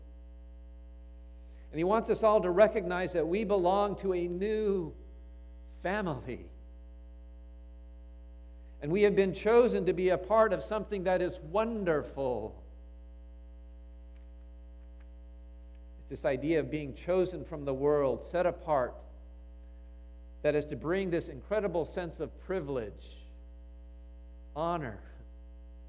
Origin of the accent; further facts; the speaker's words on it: United States; moved away as an adult; also born or lived in Cambodia; I grew up in America, you remember, and I'm Asian